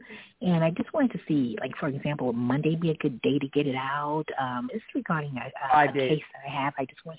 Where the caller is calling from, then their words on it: New York City, New York, United States; I'm calling from Brooklyn.